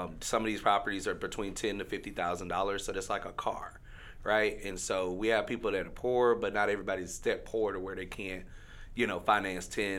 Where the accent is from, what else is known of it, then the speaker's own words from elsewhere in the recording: Shreveport, Louisiana, United States; I grew up in Queensboro